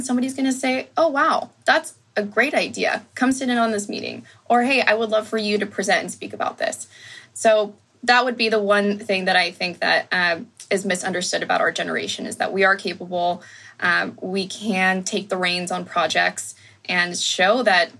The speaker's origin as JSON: {"language": "English", "town": "Sacramento", "region": "California", "country": "United States", "tie": "born or raised there", "said": "My siblings and I were the only Hispanics at our school growing up in the Sacramento region"}